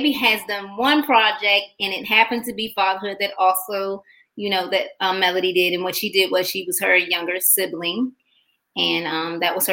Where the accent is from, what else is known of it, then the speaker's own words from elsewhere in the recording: Macon, Georgia, United States; also born or lived in Washington metropolitan area; from Georgia. I'm from Macon, Georgia.